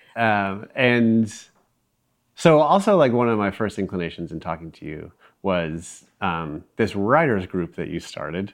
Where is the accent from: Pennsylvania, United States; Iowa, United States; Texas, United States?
Iowa, United States; Iowa City; born or raised there